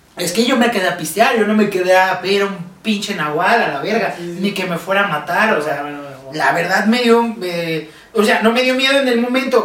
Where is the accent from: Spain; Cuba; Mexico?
Mexico; como buen mexicano